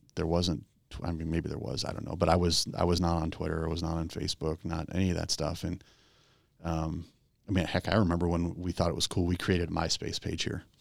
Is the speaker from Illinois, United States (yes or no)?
yes; Chicago, Illinois, United States; moved away as an adult; also born or lived in Western Pennsylvania; I grew up in Chicago area, and we moved to uh, my wife and I moved to Western PA in the uh, mid '90s